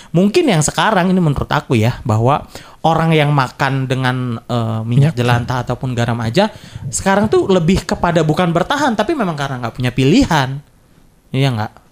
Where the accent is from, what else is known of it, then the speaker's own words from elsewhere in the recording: West Java, Indonesia; di di kampungku dulu waktu di daerah Purwakarta itu sering banget ada.